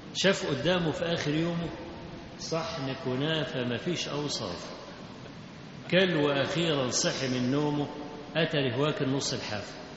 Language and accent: Arabic; Kafr el-Sheikh, Kafr El Sheikh Governorate, Egypt; اللي عندنا في كفر الشيخ